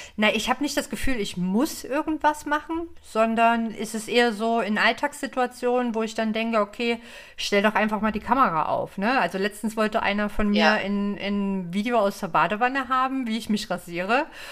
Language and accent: German; Leipzig, Saxony, Germany; ich komme aus Leipzig, bin 36 Jahre alt